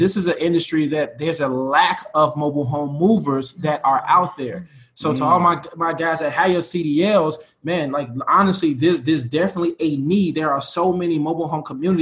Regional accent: Chicago, Illinois, United States; we're from Chicago

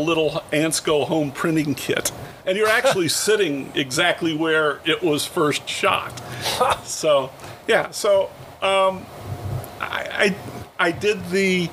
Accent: Santa Monica, California, United States; also born or lived in Detroit; I grew up in Santa Monica.

